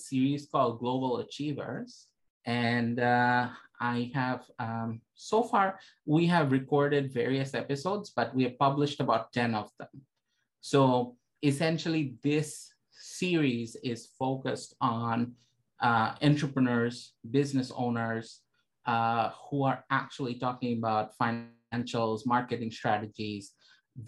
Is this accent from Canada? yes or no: yes; Toronto, Ontario, Canada; I'm from Toronto, Canada.